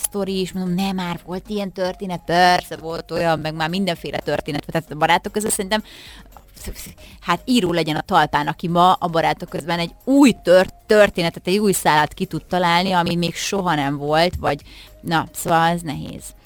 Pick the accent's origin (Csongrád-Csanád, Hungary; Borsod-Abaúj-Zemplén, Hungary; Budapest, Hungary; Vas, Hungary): Borsod-Abaúj-Zemplén, Hungary; Miskolc; Miskolcon, ahol fölnőttem